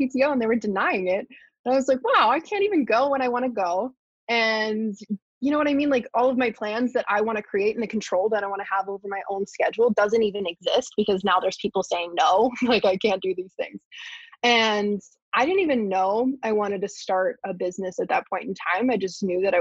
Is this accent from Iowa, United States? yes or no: no; Pittsburgh, Pennsylvania, United States; I grew up in Pittsburgh